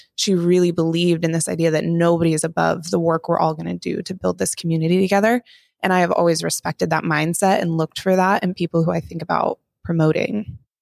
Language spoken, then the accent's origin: English; Montana, United States; I grew up in Montana